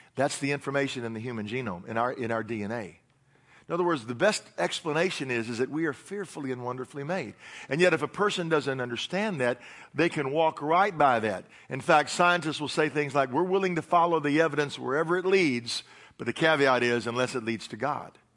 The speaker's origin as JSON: {"language": "English", "region": "Tennessee", "country": "United States", "said": "I'm from Tennessee"}